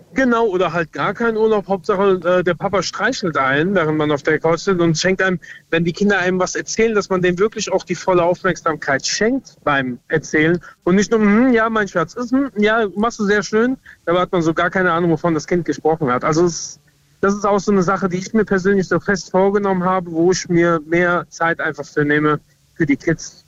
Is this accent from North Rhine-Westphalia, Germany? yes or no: no; Lorsch, Hesse, Germany; ich komme aus Lorsch in Südhessen